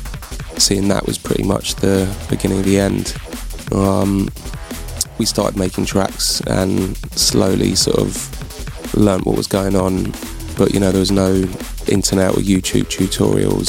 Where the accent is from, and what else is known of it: London, United Kingdom; moved away as an adult; now in Bristol, United Kingdom